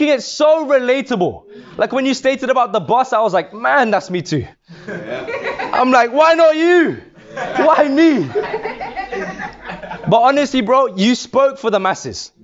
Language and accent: English; London, United Kingdom; moved away as an adult; now in Birmingham, United Kingdom; Originally growing up in London. Yes. Yes. In West London. Yes. Right? So I grew up there for 21 years of my life